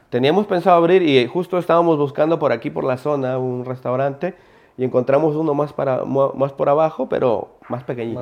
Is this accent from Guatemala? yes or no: no; Ecuador; now in Spain; yo soy judío, vivo en España, pero igual sigo siendo ecuatoriano